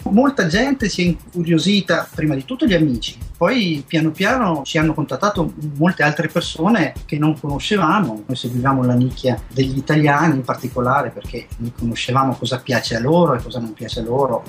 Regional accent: Trento, Trentino-Alto Adige, Italy; moved away as an adult; also born or lived in Bolzano / Valle di Cembra; now in Philippines; sono nato a Bolzano, poi già da piccolo mi sono trasferito a Trento

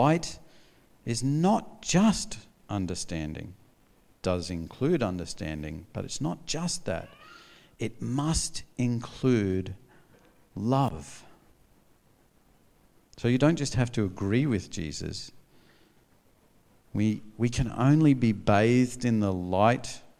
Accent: North Queensland, Australia; I grew up in North Queensland

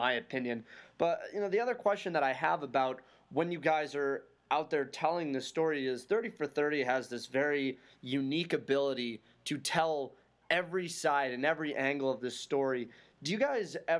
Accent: Boulder, Colorado, United States; I grew up in Boulder

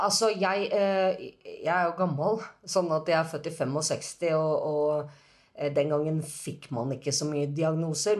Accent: Norway; jeg er jo norsk

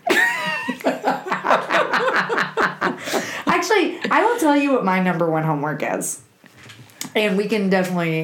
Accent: Alabama, United States; I'm from Alabama.

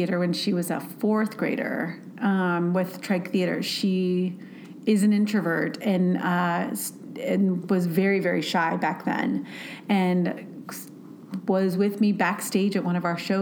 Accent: South Bend, Indiana, United States; moved away as an adult; also born or lived in Milwaukee / Seattle; now in Bentonville, United States; I'm originally from South Bend, Indiana

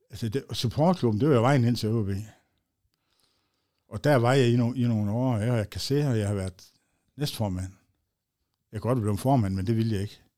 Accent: Aalborg, North Denmark Region, Denmark; Og jeg er født, ja, i Sundby

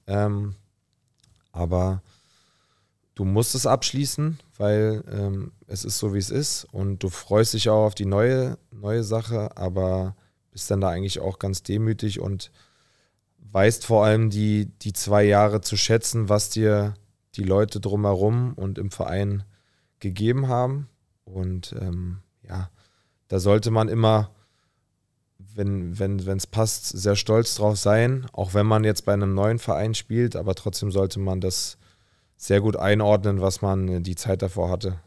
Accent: Berlin, Germany; also born or lived in Potsdam; also bin ich ja auch in Berlin aufgewachsen, habe dann meine erste Wohnung in Berlin bezogen

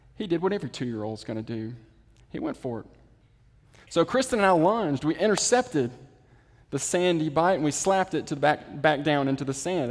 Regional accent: the Mississippi Delta, United States; now in Jackson, United States; I'm from the Delta

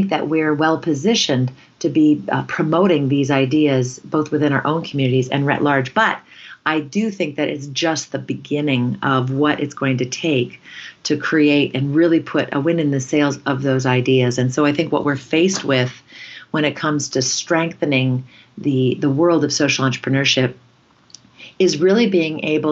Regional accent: Canada; in our culture as Canadians

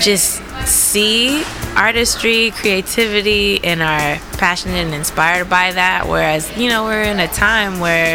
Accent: United States; I'm American

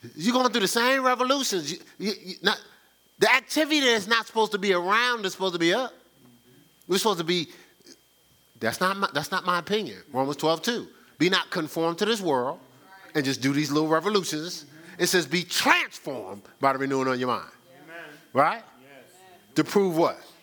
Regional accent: Newark, New Jersey, United States; growing up in Newark, I didn't go to church

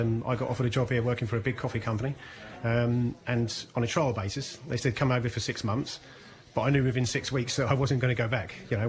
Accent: London, United Kingdom; moved away as an adult; now in Ireland; I've got 36 years experience in the coffee industry, and 20 of those in Ireland. I'm originally from London

